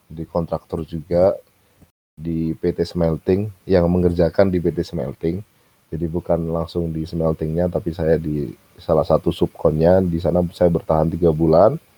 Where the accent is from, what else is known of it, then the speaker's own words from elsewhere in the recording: Gresik, East Java, Indonesia; saya kembali ke Surabaya. Saya kembali ke Gresik uh, asal daerah saya.